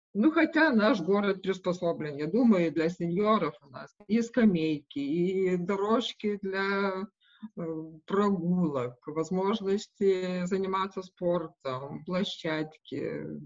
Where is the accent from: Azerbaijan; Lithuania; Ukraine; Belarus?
Lithuania; Šilutė, Klaipėda County; Russian is a second language; moved away as an adult; now in Visaginas, Lithuania; я сама вообще из Жамайтии, из Шилута